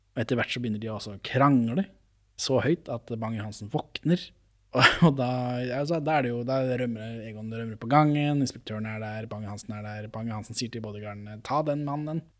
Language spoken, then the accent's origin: Norwegian; Norway; for meg som nordmann